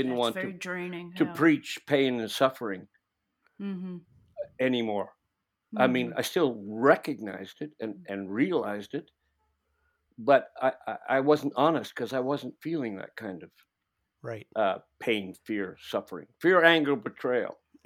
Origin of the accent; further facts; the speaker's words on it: Ireland; Yeah, I'm an Irish guy, but I didn't spend my life playing jigs and blowing a penny whistle because I would have no interest in that.